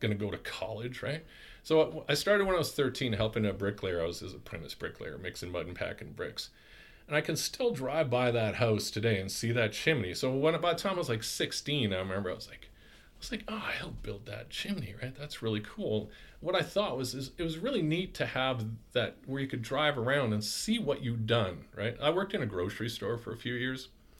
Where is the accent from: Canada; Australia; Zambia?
Canada; Qualicum Beach, British Columbia; moved away as an adult; also born or lived in Port Alberni; now in Vernon, Canada; I'm from Vancouver Island. I graduated high school in Qualicum Beach.